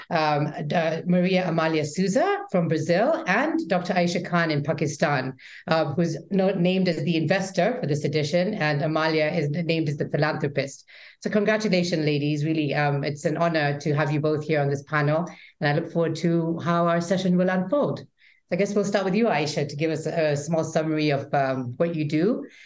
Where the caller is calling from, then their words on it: Nairobi, Kenya; I'm zooming in from Nairobi, Kenya